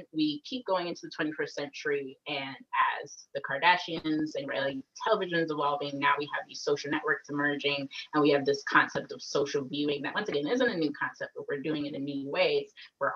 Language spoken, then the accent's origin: English; Atlanta, Georgia, United States; I was raised in Atlanta